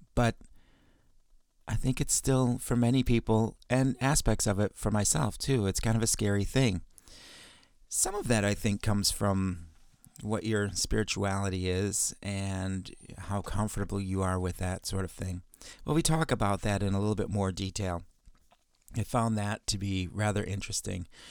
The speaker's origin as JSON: {"language": "English", "town": "Chicago", "region": "Illinois", "country": "United States", "tie": "born or raised there", "said": "I grew up in Chicago"}